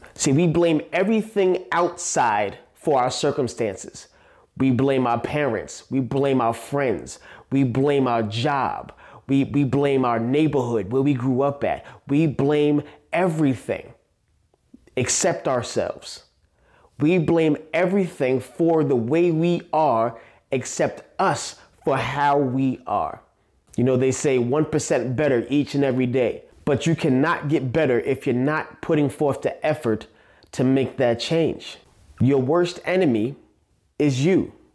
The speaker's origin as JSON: {"language": "English", "town": "New York City", "region": "New York", "country": "United States", "tie": "born or raised there", "said": "I was born and raised in Staten Island, New York, A K A the Forgotten Borough"}